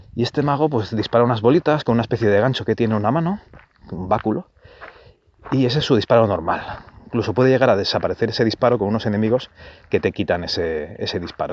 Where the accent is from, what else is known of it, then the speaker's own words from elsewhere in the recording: Barcelona, Catalonia, Spain; yo nací en Barcelona, y el primer salón recreativo que, fue, que fui fue con, con José Tutor, un compañero de colegio